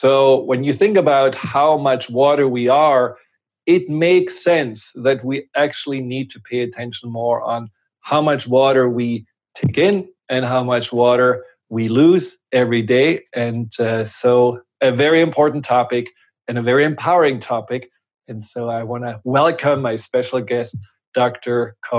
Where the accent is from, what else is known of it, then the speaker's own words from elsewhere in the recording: Germany; English is a second language; now in United States; And it's almost 25 years ago that I came from Germany to the US.